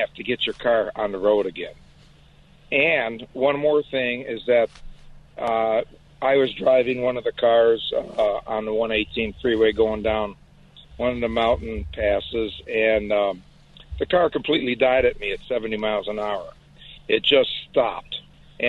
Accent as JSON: {"language": "English", "town": "Detroit", "region": "Michigan", "country": "United States", "moved": "as an adult", "said": "I'm originally from Detroit. I worked in the factories and moved out here in 79"}